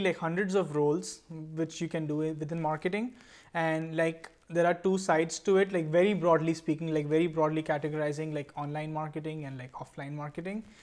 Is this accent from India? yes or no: yes; Mumbai, Maharashtra, India; now in San Francisco Bay Area, United States; I am from Bombay, right now living in the San Francisco Bay Area